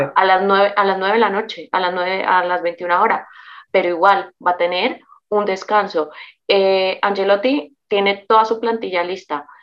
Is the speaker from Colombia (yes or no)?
yes; Colombia; como decimos los colombianos